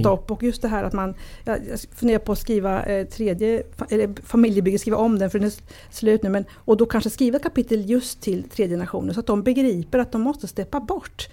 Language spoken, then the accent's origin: Swedish; Sweden; jag är ju född i Sverige, mina föräldrar kommer från Italien